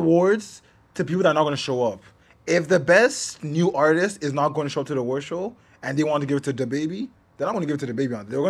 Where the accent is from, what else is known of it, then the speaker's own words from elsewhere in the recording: Toronto, Ontario, Canada; we're from Toronto